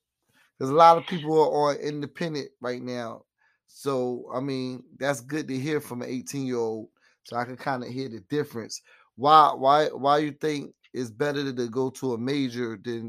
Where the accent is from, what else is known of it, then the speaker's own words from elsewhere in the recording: Queens, New York, United States; growing up in Queens, I know there's some good studios out there in Queens.